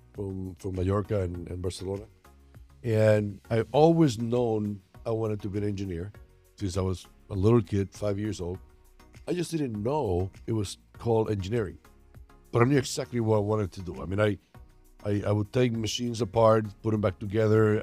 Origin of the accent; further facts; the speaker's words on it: San Juan, Puerto Rico; I was born in Puerto Rico, San Juan